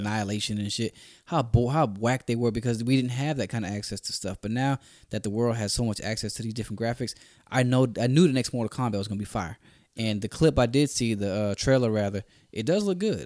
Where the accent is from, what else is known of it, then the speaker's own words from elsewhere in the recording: Orlando, Florida, United States; We're both from Orlando